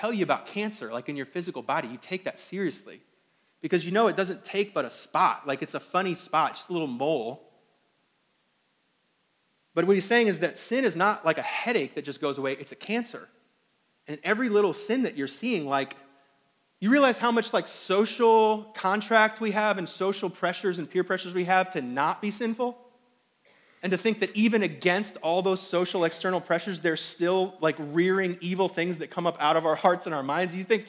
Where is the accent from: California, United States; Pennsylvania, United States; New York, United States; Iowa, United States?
New York, United States; I don't know if it's because I'm coming from New York and it's like all these palmetto bugs down here